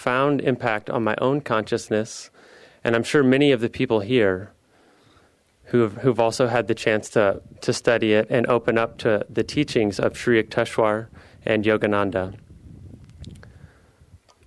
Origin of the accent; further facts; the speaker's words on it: Midwest, United States; moved away as an adult; also born or lived in Philadelphia / San Francisco / Los Angeles; now in Seattle, United States; I grew up in the Midwest, and I went to school at the University of Missouri